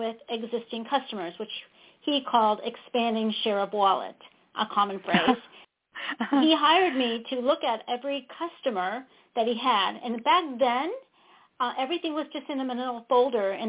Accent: St. Louis, Missouri, United States; moved away as an adult; now in Austin, United States; I hail from St. Louis, so I'm a Midwesterner.

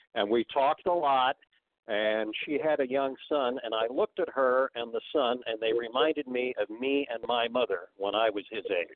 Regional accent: Bay Area, California, United States; I grew up in the Bay Area

